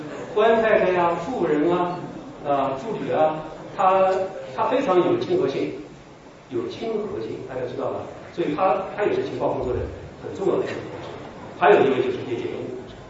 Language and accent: Chinese; Wuhan, Hubei, China; 我们尊敬的董老爷是我们武汉人，就是湖北人